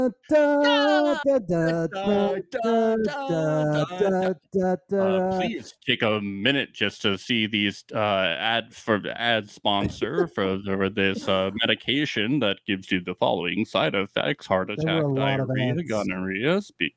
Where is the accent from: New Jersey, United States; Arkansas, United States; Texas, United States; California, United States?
New Jersey, United States; Northern; now in Brooklyn, United States; I'm from Northern New Jersey